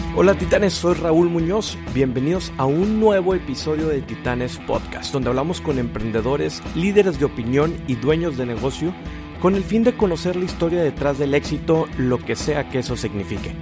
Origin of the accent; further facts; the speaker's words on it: Matamoros, Tamaulipas, Mexico; yo soy de Matamoros, Tamaulipas también